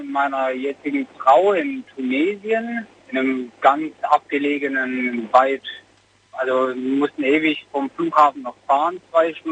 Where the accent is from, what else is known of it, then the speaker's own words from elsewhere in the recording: Messstetten, Baden-Württemberg, Germany; Genau, aus unserem Ort.